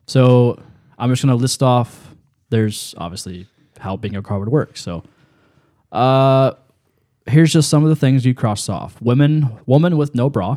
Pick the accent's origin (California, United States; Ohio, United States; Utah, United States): Ohio, United States; Lancaster; I grew up on the Fairfield County Fair in Lancaster